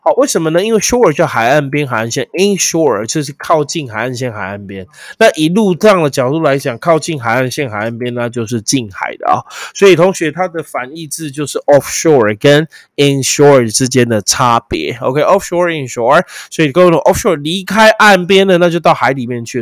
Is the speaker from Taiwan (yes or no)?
yes; Taiwan; 身为一个台湾人的骄傲